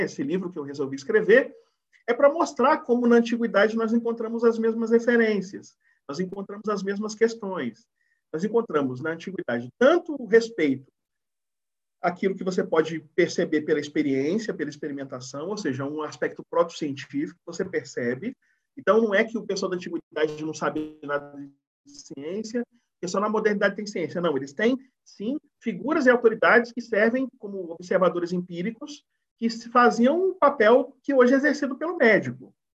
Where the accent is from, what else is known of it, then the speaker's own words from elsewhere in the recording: Bahia, Brazil; Eu sou da Bahia